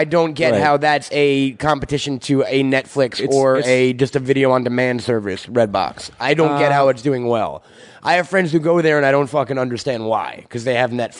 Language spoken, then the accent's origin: English; United States; I'm American